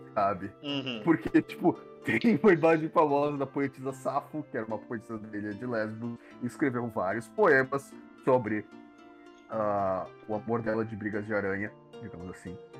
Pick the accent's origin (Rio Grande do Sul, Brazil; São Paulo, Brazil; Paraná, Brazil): Rio Grande do Sul, Brazil; dá pra perceber que eu sou gaúcho